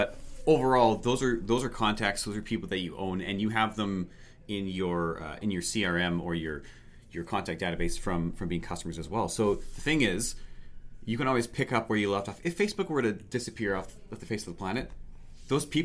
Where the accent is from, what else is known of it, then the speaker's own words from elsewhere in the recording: Canada; we're Canadian